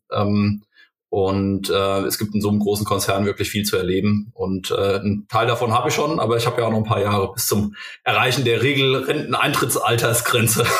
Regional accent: Limburg an der Lahn, Hesse, Germany; moved away as an adult; also born or lived in Kaiserslautern; ich komme aus Limburg ursprünglich

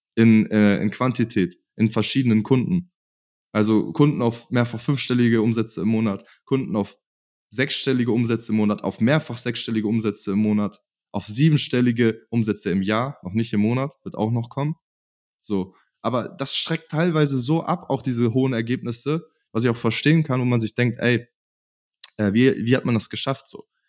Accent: Germany; in meiner Heimat

